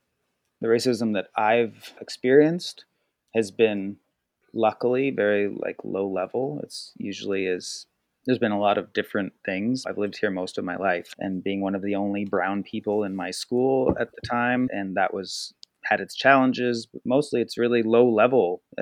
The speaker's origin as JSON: {"language": "English", "town": "Argenta", "region": "British Columbia", "country": "Canada", "tie": "born or raised there", "lives_now": "Nelson, Canada", "said": "I grew up in Argenta"}